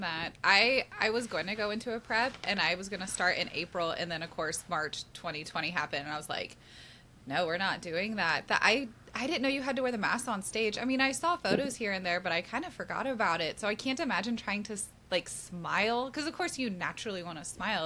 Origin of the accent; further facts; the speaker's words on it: Kansas City, United States; also born or lived in St. Louis, Missouri; I grew up in Kansas City. I was born in St. Louis, but like I was raised in Kansas City since I was like four or five